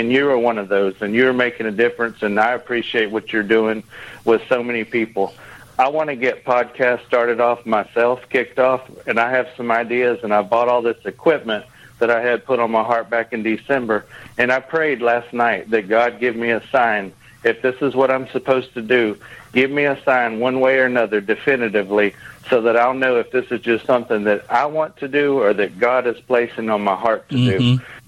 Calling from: Texas, United States; calling from Texas.

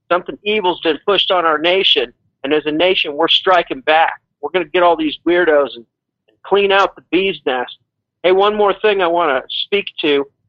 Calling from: Mexico; in Mexico.

